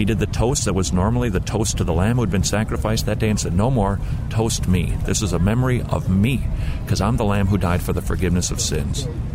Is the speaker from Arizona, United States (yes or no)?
no; St. Paul, Minnesota, United States; I grew up in St. Paul, Minnesota